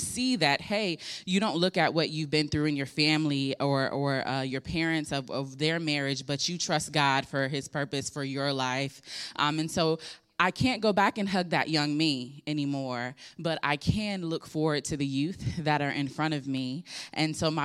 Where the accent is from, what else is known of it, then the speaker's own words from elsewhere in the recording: Hampton Roads, Virginia, United States; I was born and raised here in Hampton Roads